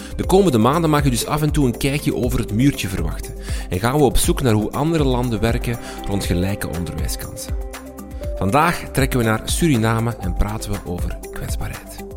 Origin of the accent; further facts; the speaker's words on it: Flanders, Belgium; bij ons in Vlaanderen